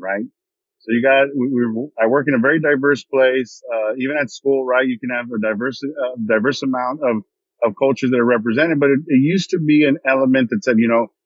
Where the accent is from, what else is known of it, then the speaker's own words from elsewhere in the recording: San Antonio, Texas, United States; moved away as an adult; also born or lived in Baton Rouge, Louisiana; I was born in San Antonio, Texas. Okay, so I'm Texan